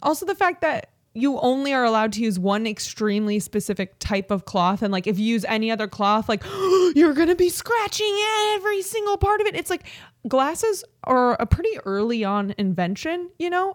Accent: Chicago suburbs, Illinois, United States; we're both from the Chicago suburbs

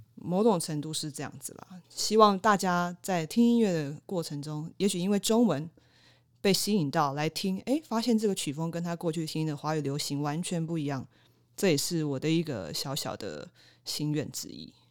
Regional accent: Kaohsiung, Taiwan; 毕竟我是土生土长的高雄人

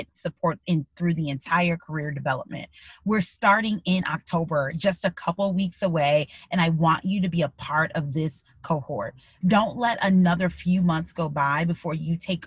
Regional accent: Midwest, United States; moved away as an adult; also born or lived in Illinois; now in Pennsylvania, United States; growing up in the Midwest

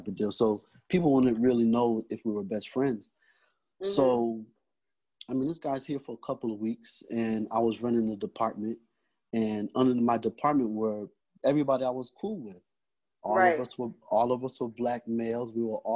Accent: New York, United States; moved away; also born or lived in Florida; growing up in New York, I spent some time in Florida

